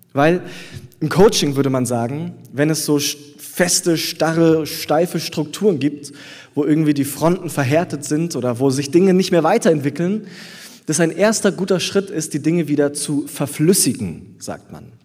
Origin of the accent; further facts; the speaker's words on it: Southern Germany, Germany; now in Berlin, Germany; in Süddeutschland, wo ich herkomme, bei meiner Familie zu Hause